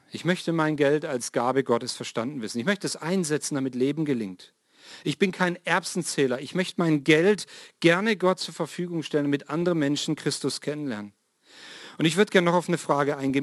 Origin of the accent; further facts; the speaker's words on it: Swabia, Baden-Württemberg, Germany; moved away; ich bin im Schwabenland ja mal aufgewachsen